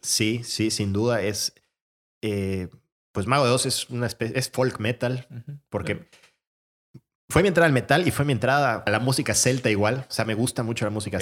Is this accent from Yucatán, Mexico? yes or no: yes; Mérida, Yucatán, Mexico; also born or lived in Madrid, Spain; nos fuimos varias personas de Mérida